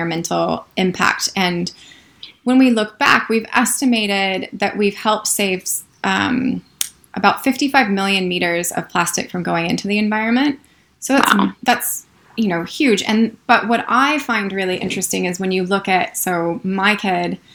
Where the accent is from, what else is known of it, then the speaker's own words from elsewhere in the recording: United States; moved away as an adult; now in New Zealand; as an American